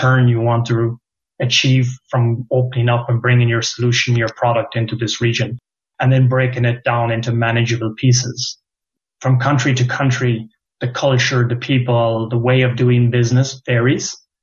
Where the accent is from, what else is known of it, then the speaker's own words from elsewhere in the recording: Ireland; moved away as an adult; also born or lived in Limerick / Germany; we, as the Irish community of the past, we've always been roaming or been sent to foreign lands